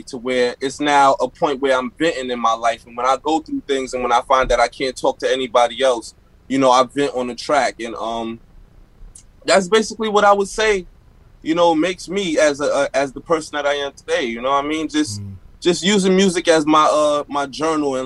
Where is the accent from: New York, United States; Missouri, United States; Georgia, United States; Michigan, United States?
New York, United States; New York City; Born and raised in Bed-Stuy